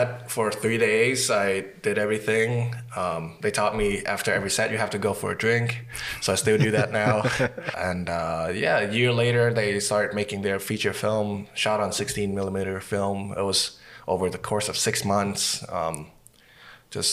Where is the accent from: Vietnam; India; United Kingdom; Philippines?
Vietnam; now in Winnipeg, Canada; I'm from Vietnam and I work in film, television and commercials and documentary in Winnipeg.